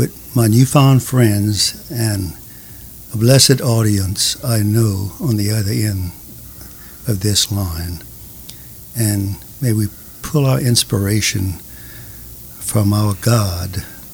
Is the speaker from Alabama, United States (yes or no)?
no; Cajun prairie, Louisiana, United States; also born or lived in Chataignier, Louisiana; I'm a Cajun boy raised on the rolling prairie